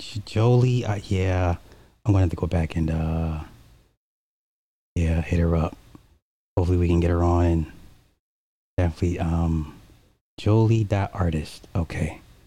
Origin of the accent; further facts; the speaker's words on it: Alabama, United States; I'm from Alabama, but I get it.